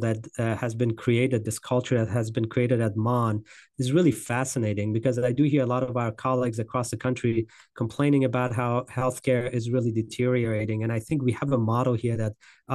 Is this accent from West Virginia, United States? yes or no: yes; West Virginia, United States; also born or lived in Grand Rapids, Michigan; right here in my hometown, in my home state